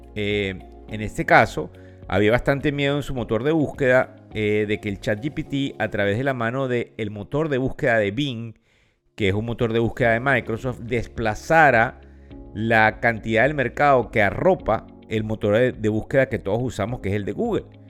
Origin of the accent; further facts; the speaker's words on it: Venezuela; como decimos en Venezuela, porque soy venezolano